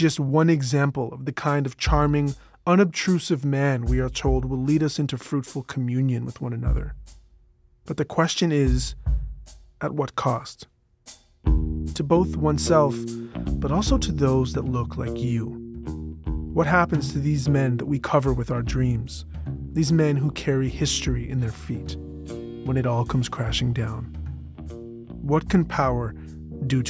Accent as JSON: {"language": "English", "country": "Canada", "said": "I'm Canadian"}